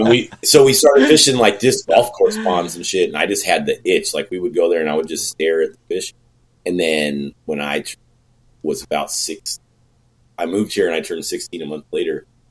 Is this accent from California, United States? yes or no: yes; Bay Area, California, United States; I'm from the Bay Area uh, now, you know, and it's expensive